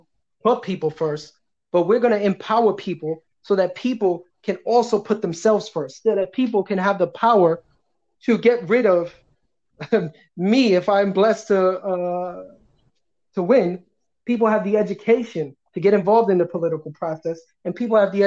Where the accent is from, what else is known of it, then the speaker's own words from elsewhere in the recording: New York City, New York, United States; I was born and raised in this district. I come from very little means. I grew up in Ocean Village